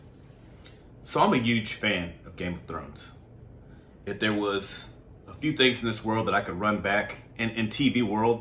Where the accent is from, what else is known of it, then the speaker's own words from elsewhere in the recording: the South, United States; I'm from the South